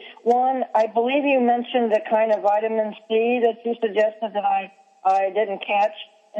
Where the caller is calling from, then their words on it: Kansas, United States; well, I'm calling from Kansas